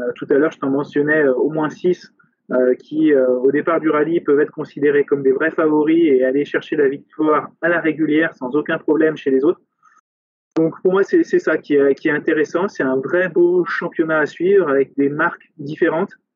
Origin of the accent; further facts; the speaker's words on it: France; chez nous en France